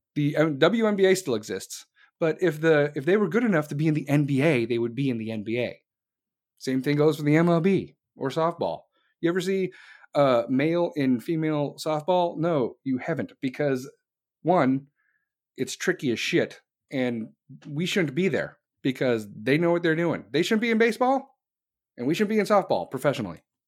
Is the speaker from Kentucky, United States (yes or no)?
no; Chicago, Illinois, United States; also born or lived in North Carolina; I am from Chicago